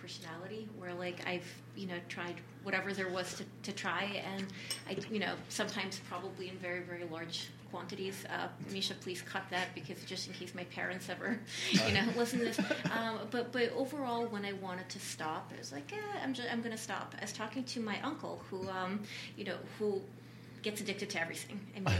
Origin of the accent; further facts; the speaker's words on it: Boston, Massachusetts, United States; I'm from Boston.